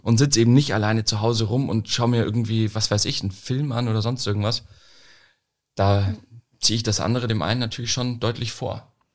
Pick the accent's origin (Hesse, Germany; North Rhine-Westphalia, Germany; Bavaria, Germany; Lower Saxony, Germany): Bavaria, Germany; Munich; moved away as an adult; now in Lüneburg, Germany; Ich komme aus München ja ursprünglich. Ähm, und ich bin jetzt hier hochgezogen